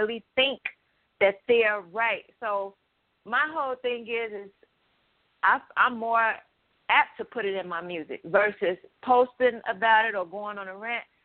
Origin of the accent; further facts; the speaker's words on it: Chicago, Illinois, United States; young black women growing up in Chicago